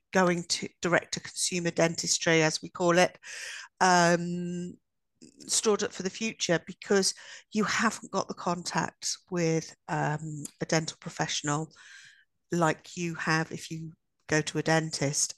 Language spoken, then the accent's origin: English; Midlands, United Kingdom; we're only from the Midlands